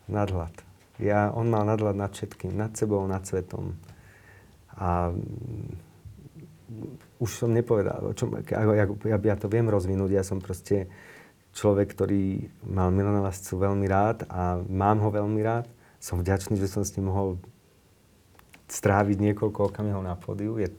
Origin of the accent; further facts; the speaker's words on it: Slovakia; som sa narodil na Slovensku.